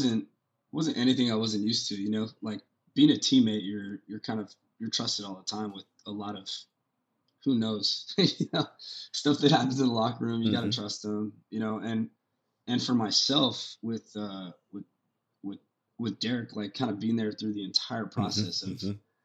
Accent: Whittier, California, United States; I was in Southern California, where I grew up in Whittier

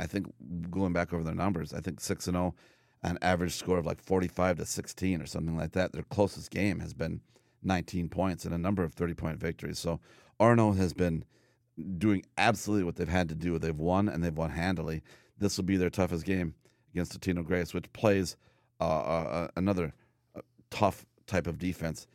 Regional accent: United States; as an American growing up

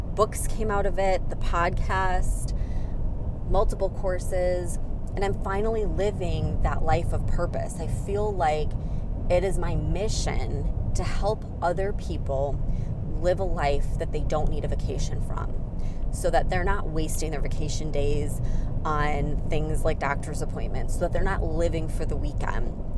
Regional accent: Chicago, Illinois, United States; moved away as an adult

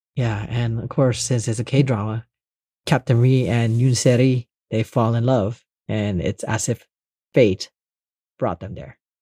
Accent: Los Angeles, California, United States; born or raised there; also born or lived in Indonesia / Monterey Park / Northridge / Long Beach

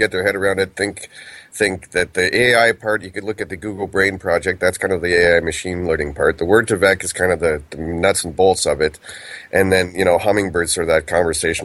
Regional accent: Canada; I'm Canadian

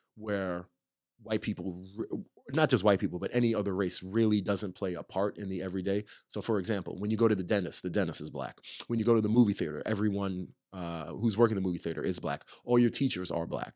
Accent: Nyack, New York, United States; now in Los Angeles, United States; I'm from a town called Nyack, New York, which is right north of, uh, New York City

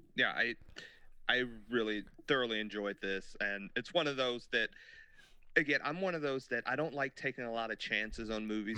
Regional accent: United States; us being American boys and girls

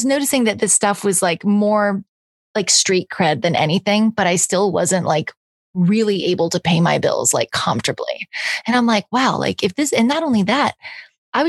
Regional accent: Los Angeles, California, United States; moved away as an adult; also born or lived in Nashville, Tennessee; I'm from California originally. I moved to Nashville for 5 years, and I just got back a couple months ago. So it's just like coming home. So I was born here. I was actually born in North Hollywood

